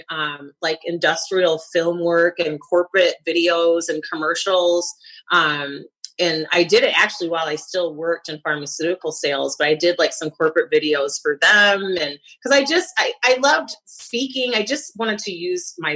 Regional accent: Lansing, Michigan, United States; also born or lived in Detroit, Michigan; I was raised in Lansing, and I went to college at Michigan State

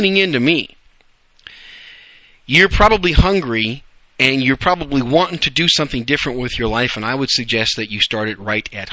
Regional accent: Wisconsin, United States; also born or lived in New York City, New York, United States; now in Dallas-Fort Worth, United States; raised in Wisconsin

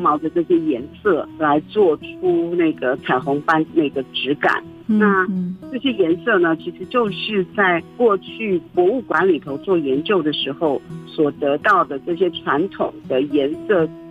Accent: Taiwan; 我是来自山西流域的泰雅族

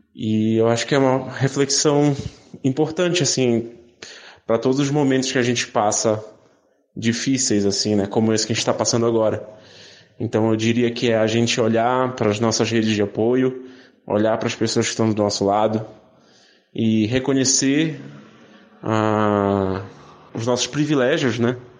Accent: Belém, Pará, Brazil; moved away as an adult; now in São Paulo, Brazil; eu sou de Belém do Pará, mas eu moro em São Paulo há 10 anos

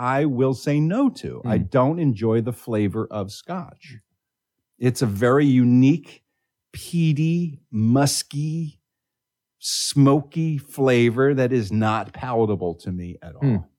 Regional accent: Philadelphia, Pennsylvania, United States; moved away; my home state of Pennsylvania

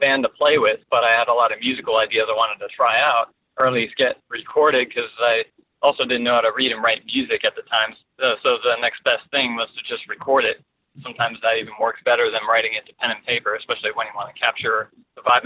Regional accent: Fort Lauderdale, Florida, United States; also born or lived in Northern California; now in Tampa, United States; I grew up in Fort Lauderdale

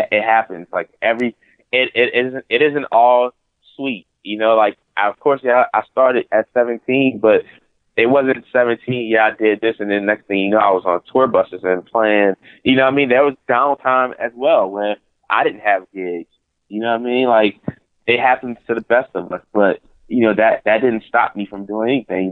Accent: New Orleans, Louisiana, United States; I grew up in church in New Orleans

